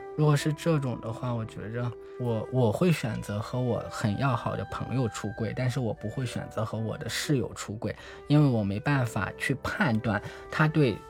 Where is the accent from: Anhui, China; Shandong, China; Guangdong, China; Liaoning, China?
Shandong, China; Zibo; moved away as an adult; now in Beijing, China; 我老家是山东淄博